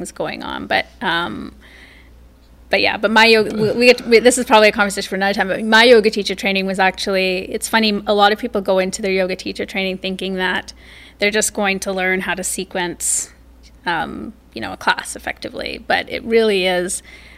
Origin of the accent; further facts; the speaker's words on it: Canada; I'm Canadian.